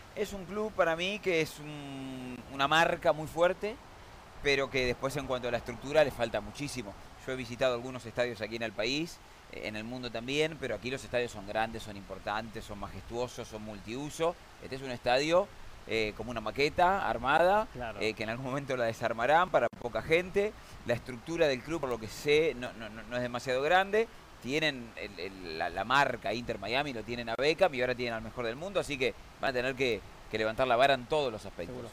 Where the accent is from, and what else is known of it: Argentina